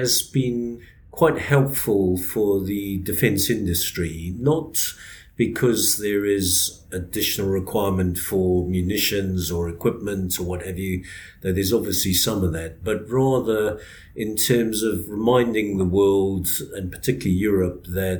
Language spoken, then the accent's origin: English; Zimbabwe; also born or lived in South Africa; now in United Kingdom; born and bred in Zimbabwe, spent 10 years in South Africa and then moved over to the UK.